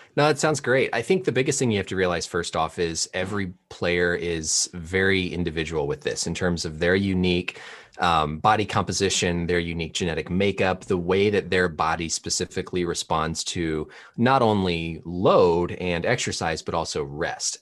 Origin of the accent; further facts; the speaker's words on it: Indiana, United States; I grew up in Indiana, so I actually grew up a Pacers fan